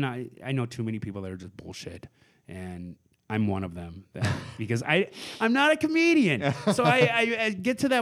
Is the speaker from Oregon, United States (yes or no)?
yes; Portland, Oregon, United States; growing up in Portland